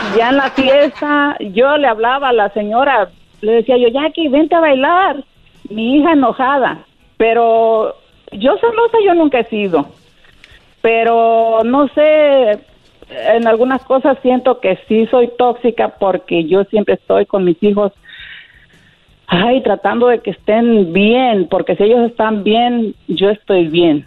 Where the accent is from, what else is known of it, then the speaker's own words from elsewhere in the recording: Bahía de Banderas, Nayarit, Mexico; Yo soy de Nayarit, pegadito a Puerto Vallarta